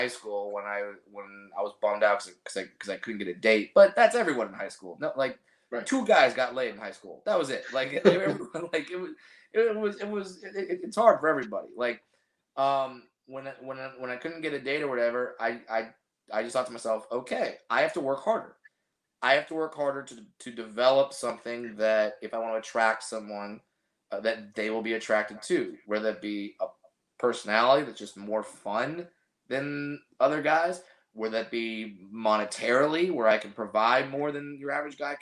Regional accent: Orange County, California, United States; I have a lot of family here in Southern California, but I grew up in Orange County

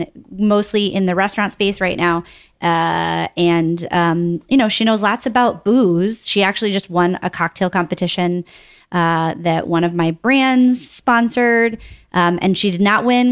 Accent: Connecticut, United States; my home state, Connecticut

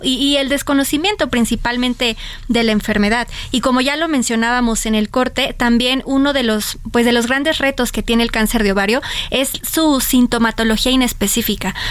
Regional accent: Mexico; como mexicanos

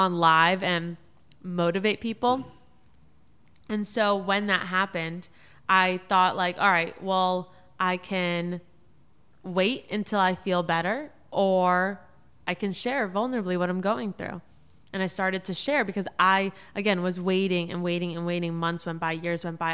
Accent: South Florida, United States; also born or lived in New York City; my parents were living in South Florida. That's where I grew up

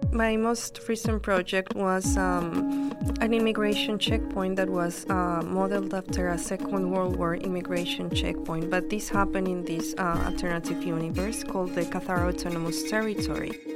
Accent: Colombia; now in Brooklyn, United States; I am based in Brooklyn and I'm from Colombia originally.

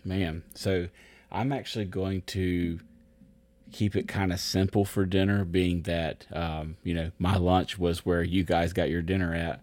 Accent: United States; I'm American

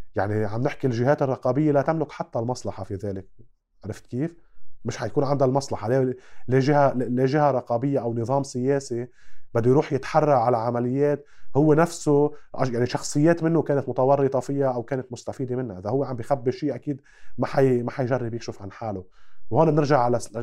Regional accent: Lebanon; عندنا بلبنان

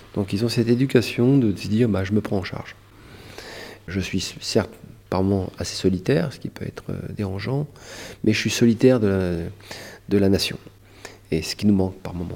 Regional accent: France; Je suis un Français

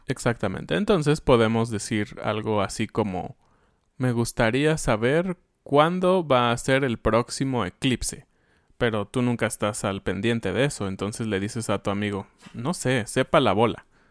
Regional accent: Mexico; como somos los mexicanos

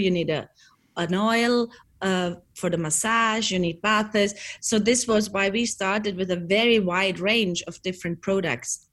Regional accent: Bregenzerwald, Vorarlberg, Austria; we grew up here in the Bregenzer Wald

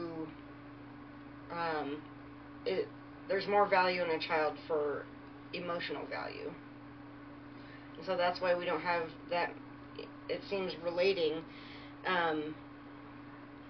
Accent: Virginia, United States; moved away; I am from Virginia

